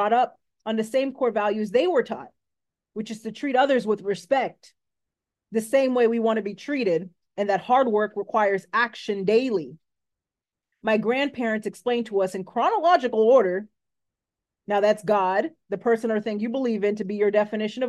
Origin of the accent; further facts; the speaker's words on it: Coral Springs, Florida, United States; I was born on March 22nd, 1993 in Coral Springs, Florida